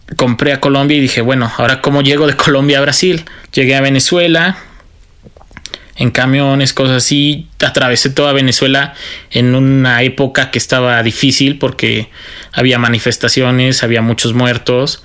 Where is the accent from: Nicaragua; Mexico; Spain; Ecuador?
Mexico; todos somos mexicanos